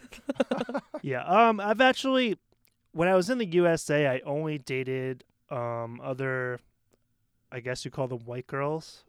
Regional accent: Maine, United States; moved away as an adult; now in Taiwan; I'm from Maine, which is very, very white

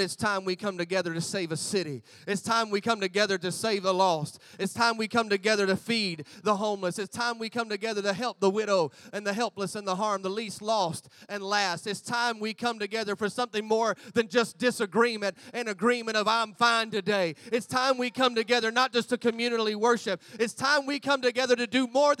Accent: United States; moved away as an adult; now in Gold Coast, Australia; I'm American in Australia

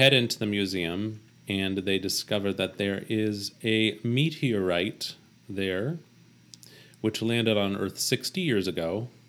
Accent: central Ohio, United States; at Wyman Woods in my hometown, the Wyman Woods was the local park

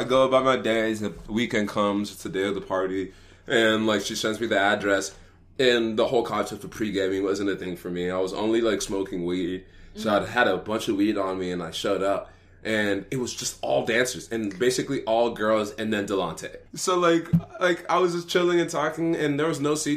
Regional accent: Dallas, Texas, United States; back in my hometown in Dallas

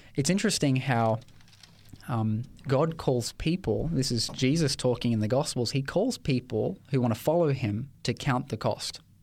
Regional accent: Ipswich, Queensland, Australia; I grew up in Ipswich

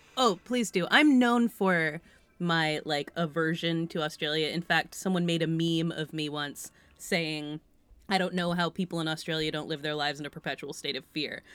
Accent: California, United States; I'm from California

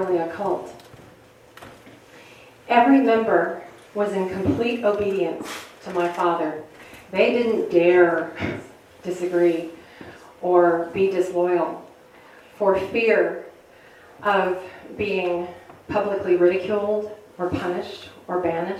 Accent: outside of Chicago, Illinois, United States; I grew up outside of Chicago

